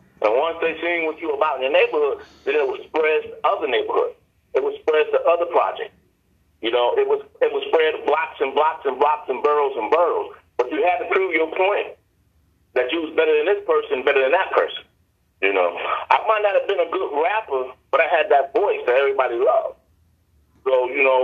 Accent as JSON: {"language": "English", "town": "New York City", "region": "New York", "country": "United States", "tie": "born or raised there", "said": "born and raised in the Bronx"}